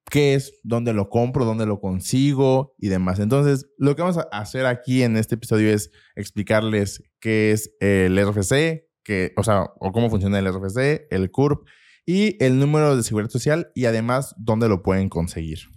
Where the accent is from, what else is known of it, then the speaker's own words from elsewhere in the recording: Mexico City, Mexico; Nací en el Distrito Federal.